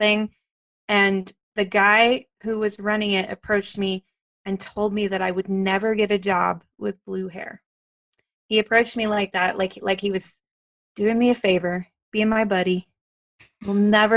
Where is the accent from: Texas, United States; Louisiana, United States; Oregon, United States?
Texas, United States; Dallas; now in Colorado, United States; I am from North Texas. I'm from the Dallas area